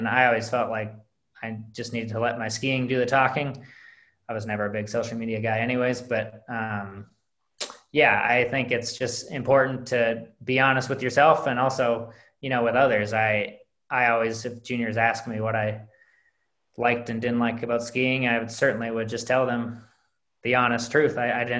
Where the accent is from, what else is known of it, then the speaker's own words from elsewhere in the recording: Midwest, United States; One of the benefits of growing up in the Midwest is that the Berkey is always out there for you.